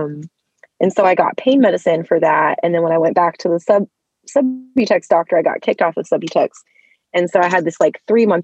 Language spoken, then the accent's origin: English; Cincinnati, Ohio, United States; also born or lived in Columbus, Ohio; Pretty much grew up in the Cincinnati area